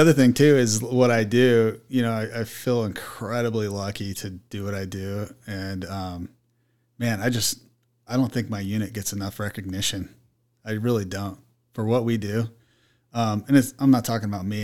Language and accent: English; Mesa, Arizona, United States; I was born and raised in Mesa